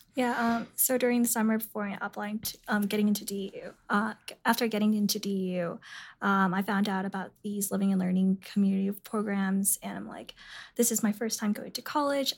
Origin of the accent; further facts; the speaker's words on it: San Jose, California, United States; moved away; I'm from San Jose, California